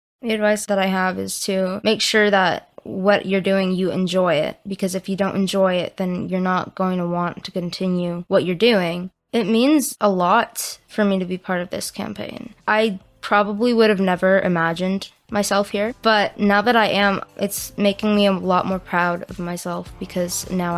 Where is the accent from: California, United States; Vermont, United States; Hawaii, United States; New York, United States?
California, United States; Valencia; I'm from Valencia, California, and I am 12 years old.